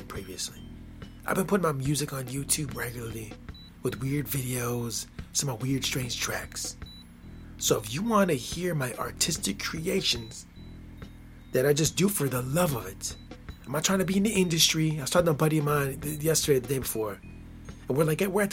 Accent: United States; I'm born and raised in America.

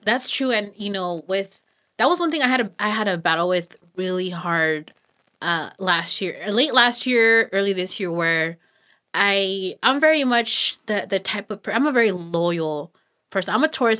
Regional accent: Los Banos, California, United States; I was born and raised out here in Los Baños

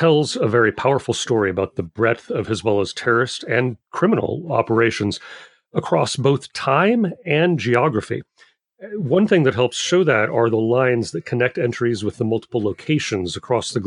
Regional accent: Minnesota, United States; So I grew up in Minnesota

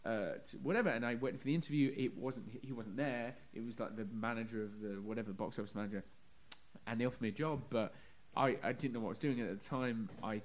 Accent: United Kingdom; moved away as an adult; also born or lived in London; now in United States; I'm not originally from London, I'm from just outside London, kind of like the equivalent of New Jersey to the city is where I'm from. But I moved to London when I was going to college

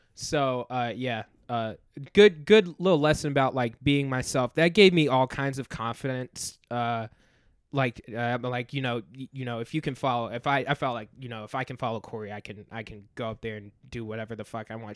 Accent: North Carolina, United States; also born or lived in Farmington Hills, Michigan; now in Chicago, United States; before I came to Chicago, I, I was in North Carolina. I, I, I was born in Michigan, uh, had family there, like, lived there for the first six years of my life

